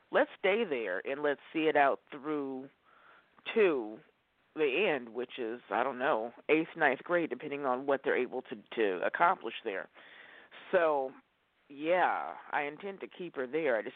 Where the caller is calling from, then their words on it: Oregon, United States; in Oregon.